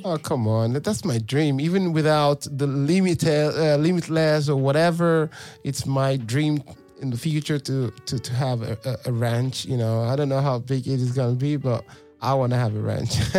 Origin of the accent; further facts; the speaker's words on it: Nigeria; moved away as an adult; now in Europe; I'm from Nigeria